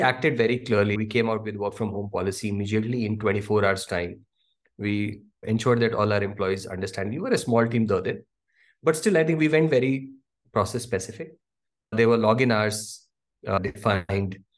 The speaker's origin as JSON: {"language": "English", "region": "Delhi", "country": "India", "tie": "born or raised there", "moved": "yes", "said": "I come from Delhi"}